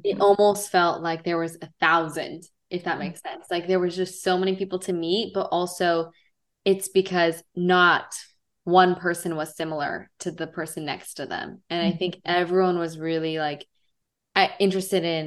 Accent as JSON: {"language": "English", "country": "United States", "tie": "born or raised there", "said": "I was born in America, but I'm, part Middle Eastern or Persian"}